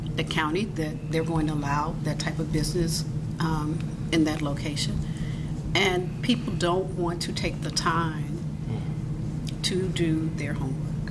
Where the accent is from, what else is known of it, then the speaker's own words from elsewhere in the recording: United States; I'm from America